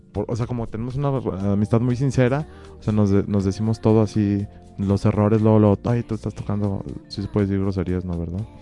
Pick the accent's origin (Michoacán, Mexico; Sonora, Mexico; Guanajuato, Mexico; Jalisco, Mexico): Guanajuato, Mexico; venimos de Guanajuato